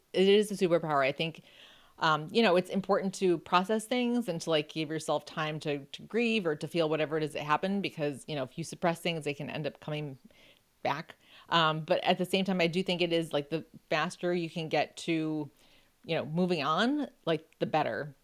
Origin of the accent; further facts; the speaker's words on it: Buffalo, New York, United States; I grew up in Buffalo